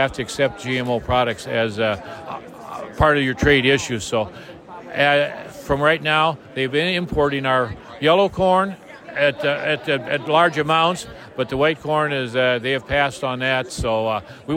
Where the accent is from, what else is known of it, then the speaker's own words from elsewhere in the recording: Minnesota, United States; my home state